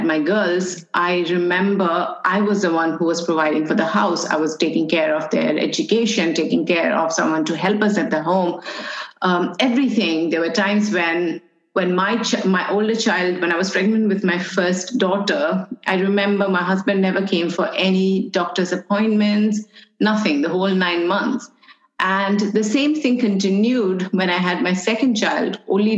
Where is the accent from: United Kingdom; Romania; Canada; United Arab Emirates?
United Arab Emirates; I'm an Indian, born and raised in UAE.